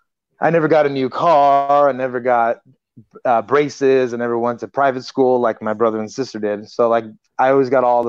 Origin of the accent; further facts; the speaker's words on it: Los Angeles, California, United States; I grew up in Los Angeles